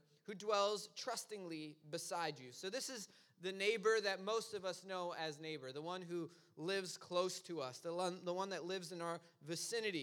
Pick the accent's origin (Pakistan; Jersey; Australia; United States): United States; New York City, New York; I'm from Brooklyn